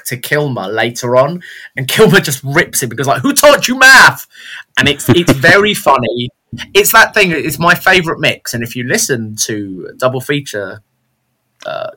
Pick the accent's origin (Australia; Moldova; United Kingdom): United Kingdom; we're British